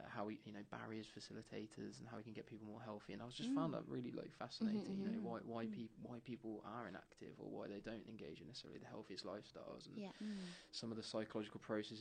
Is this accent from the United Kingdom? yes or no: yes; Wellingborough, East Midlands, United Kingdom; moved away as an adult; also born or lived in Bedford / Bath / London; I grew up in Northamptonshire.